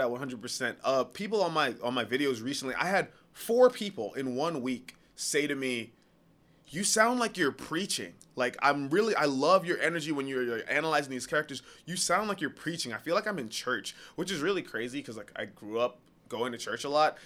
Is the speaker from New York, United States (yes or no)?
yes; New York, United States; I'm from New York